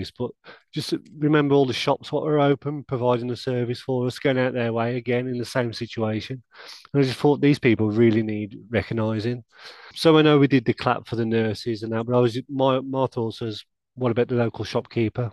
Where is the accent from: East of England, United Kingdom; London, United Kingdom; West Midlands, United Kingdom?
West Midlands, United Kingdom; Wolverhampton; I'm born and bred at Wolverhampton